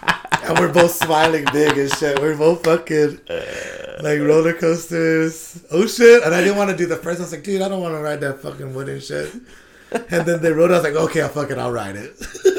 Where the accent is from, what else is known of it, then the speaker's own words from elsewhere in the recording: Guam; Yeah, I'm from Guam.